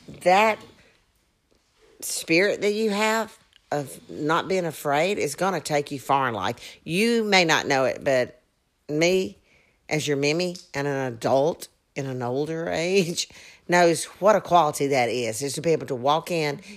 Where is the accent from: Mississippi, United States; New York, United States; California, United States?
Mississippi, United States; I'm from Mississippi